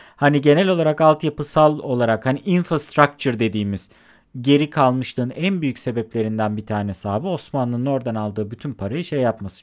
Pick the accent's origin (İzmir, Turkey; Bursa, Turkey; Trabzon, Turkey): İzmir, Turkey; ben İzmir'de doğmuş büyümüş